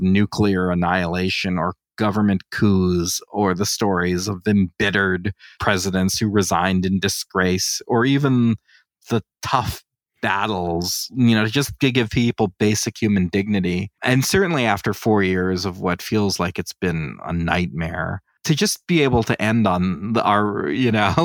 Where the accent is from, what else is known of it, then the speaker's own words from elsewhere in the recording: United States; I'm an American